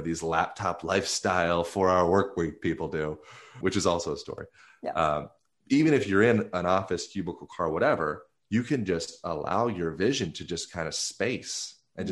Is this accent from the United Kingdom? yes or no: no; Lancaster, Pennsylvania, United States; moved away; also born or lived in Venice; I grew up in Lancaster, Pennsylvania